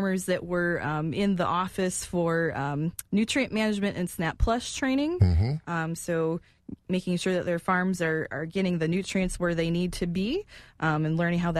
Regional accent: Marathon County, Wisconsin, United States; Growing up in Marathon County

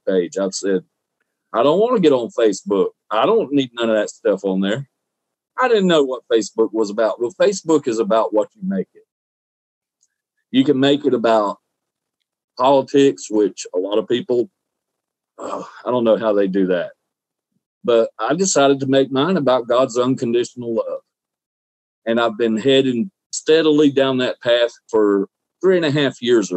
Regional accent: Southeast Alabama, United States; also born or lived in Ozark, Alabama / Daleville, Alabama / Clayhatchee, Alabama; now in Florida, United States; Alabama, Southeast Alabama, near Dothan. I was born in Ozark, raised, went to school in Delville

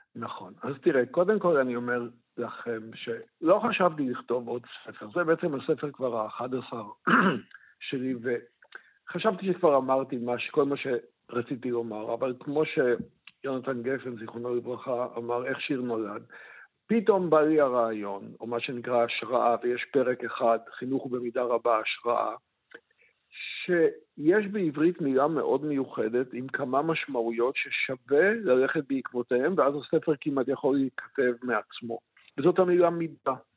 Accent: Israel; כל מי שגדל בארץ, נניח, אני גדלתי בבית, אמנם חיוני אדוק

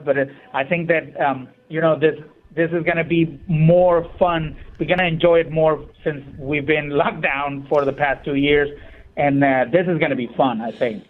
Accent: Ensenada, Baja California, Mexico; moved away; I'm, I'm originally from Ensenada

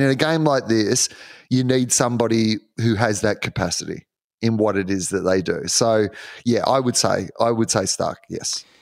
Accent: Australia; I'm an Australian also

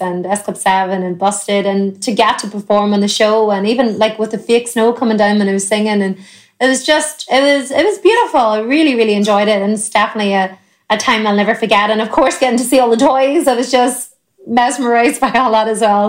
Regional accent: Ireland

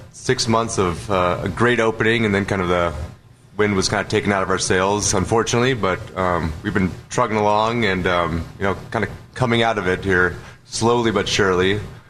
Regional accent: Wenatchee, Washington, United States; now in Seattle, United States; So I grew up in Central Washington, in the Wenatchee, Cashmere area. My parents are still active farmers. They grew apples, cherries, and pears.

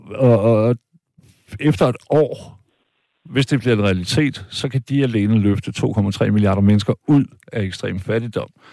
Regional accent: Denmark; Jeg er selv jyde

